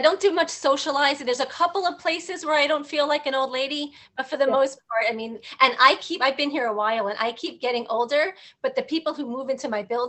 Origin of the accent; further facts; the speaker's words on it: New York City, New York, United States; I'm from Manhattan